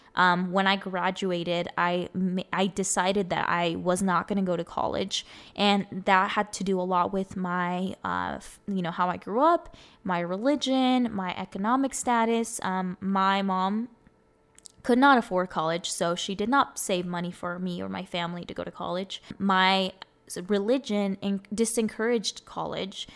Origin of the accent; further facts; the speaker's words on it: Arizona, United States; first language Spanish; English is a second language; I was born and raised in here in Arizona. I literally have grown up here my whole life